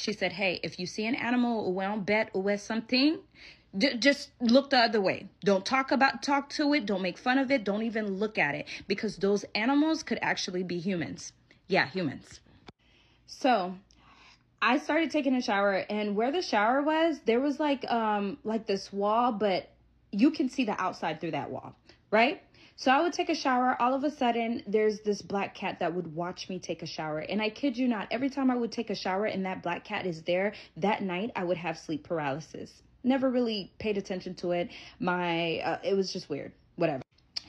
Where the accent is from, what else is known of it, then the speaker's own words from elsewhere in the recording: United States; I'm not scared of no cat. I'm from America. I got this, bro.